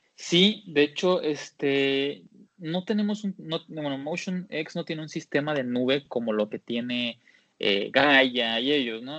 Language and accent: Spanish; Jalisco, Mexico; soy de Jalisco